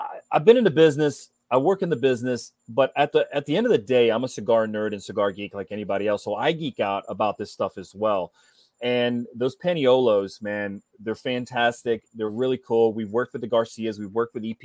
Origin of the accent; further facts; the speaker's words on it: Ohio, United States; I'm from Ohio